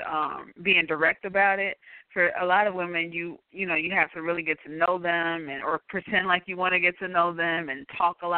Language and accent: English; Chicago, Illinois, United States; I'm from Chicago, out, yes.